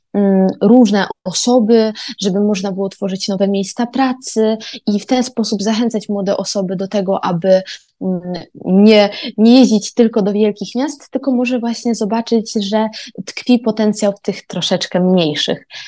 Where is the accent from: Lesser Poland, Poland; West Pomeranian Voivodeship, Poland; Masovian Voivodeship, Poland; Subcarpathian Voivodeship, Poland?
West Pomeranian Voivodeship, Poland; Koszalin; moved away as an adult; also born or lived in Poznań; now in Stralsund, Germany; Pochodzę z Koszalina, a mieszkam ostatnie dwa lata w Poznaniu